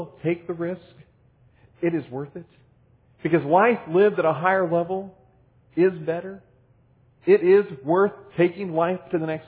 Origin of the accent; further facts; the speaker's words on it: Midwest, United States; also born or lived in Cincinnati, Ohio; When I was growing up in the Midwest, and even again when I was going to college in Cincinnati